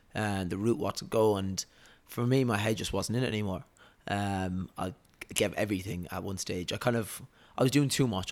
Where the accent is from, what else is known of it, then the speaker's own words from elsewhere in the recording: Waterford, Munster, Ireland; moved away as an adult; now in Dubai, United Arab Emirates; Waterford, Ireland.